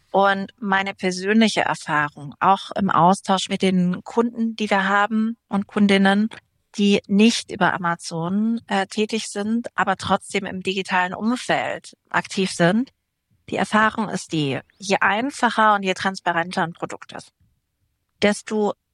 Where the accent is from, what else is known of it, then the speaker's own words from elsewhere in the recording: Würzburg, Bavaria, Germany; Genau, den Dirk Nowitzki, der aus meiner Heimatstadt kommt.